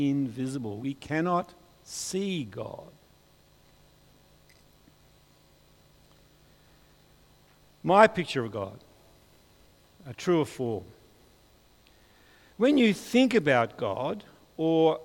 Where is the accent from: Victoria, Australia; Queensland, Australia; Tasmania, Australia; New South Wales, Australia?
Tasmania, Australia; Hobart; I'm from Hobart